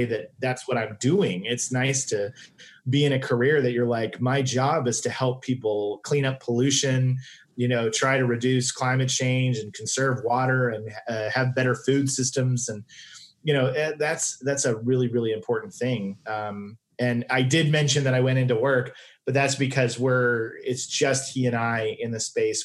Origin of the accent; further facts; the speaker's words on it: Tulsa, Oklahoma, United States; moved away as an adult; now in Los Angeles, United States; I grew up in Tulsa and the in the suburbs